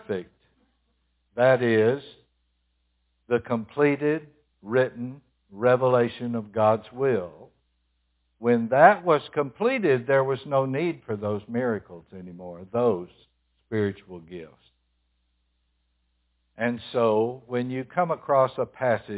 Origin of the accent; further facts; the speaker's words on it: Tennessee, United States; I'm from Tennessee